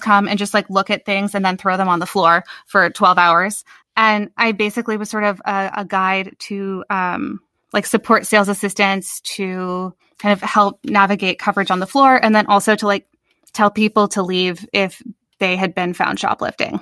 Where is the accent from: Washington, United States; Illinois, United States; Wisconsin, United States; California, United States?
Illinois, United States; Chicago suburbs; moved away as an adult; now in New York, United States; I grew up in the Chicago suburbs